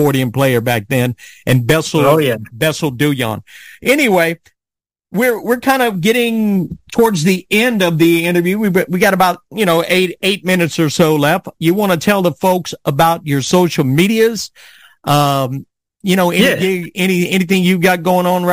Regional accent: South Louisiana, United States; I grew up in South Louisiana

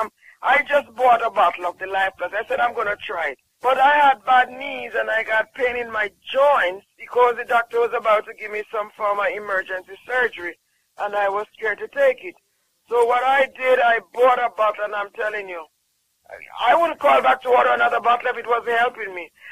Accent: Jamaica; I'm from Jamaica

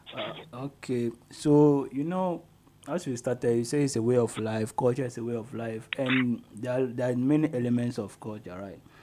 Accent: Ghana; we are Ghanaians

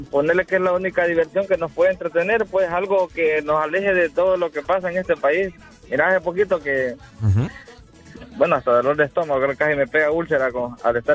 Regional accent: Honduras; nosotros solo pensamos como hondureños

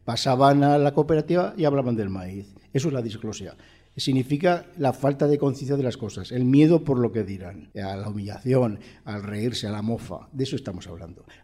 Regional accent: Spain; yo soy español, yo soy europeo

